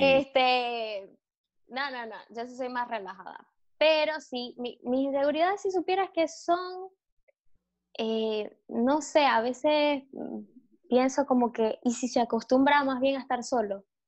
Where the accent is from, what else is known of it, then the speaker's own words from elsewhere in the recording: Maracaibo, Zulia, Venezuela; also born or lived in Caracas; yo no me puedo regresar a Maracaibo